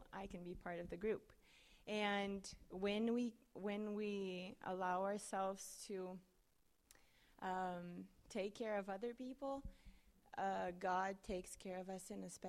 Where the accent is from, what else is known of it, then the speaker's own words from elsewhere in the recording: Brazil; moved away as an adult; now in Manhattan, Kansas, United States; I'm from Brazil